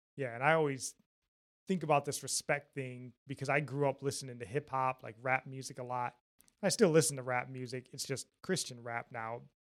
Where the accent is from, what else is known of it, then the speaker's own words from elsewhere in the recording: Jackson, Michigan, United States; we're from Michigan, Jackson, Michigan, more specifically